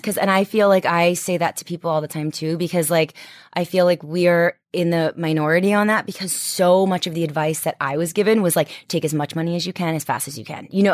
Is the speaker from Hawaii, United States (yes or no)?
no; Washington, District of Columbia, United States; moved away; I'm from D C